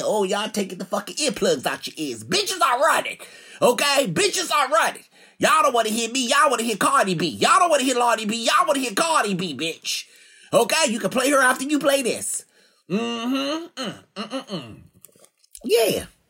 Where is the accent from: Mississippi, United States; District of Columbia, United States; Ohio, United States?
District of Columbia, United States; Washington; my hometown in Washington, D C